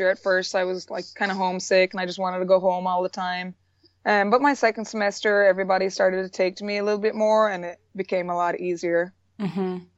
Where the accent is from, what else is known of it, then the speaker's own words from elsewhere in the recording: Ireland; moved away as an adult; also born or lived in North Carolina, United States; now in South Carolina, United States; Um, I'm originally from Ireland. I came over to the States back in 2007 on a track scholarship. I was recruited here. Um, I currently live in South Carolina still